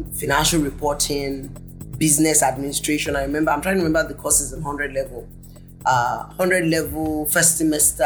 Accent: the North, Northern Nigeria, Nigeria; moved away as an adult; also born or lived in Lagos, Nigeria; growing up in the North

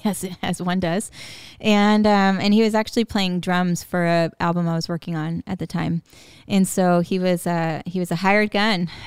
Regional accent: West Coast, California, United States; moved away; growing up on the West Coast, like going living in California

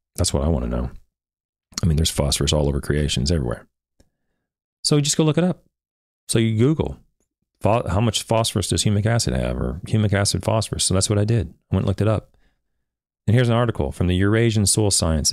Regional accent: Oklahoma, United States; I'm from Oklahoma, and, and I'm from a little town in Oklahoma that no one's even heard

